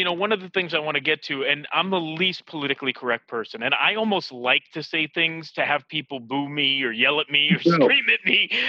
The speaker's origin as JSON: {"language": "English", "town": "New York City", "region": "New York", "country": "United States", "tie": "born or raised there", "said": "I'm from Queens."}